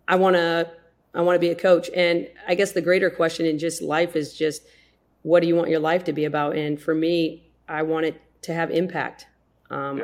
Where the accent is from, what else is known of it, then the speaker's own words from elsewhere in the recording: South Dakota, United States; I grew up in South Dakota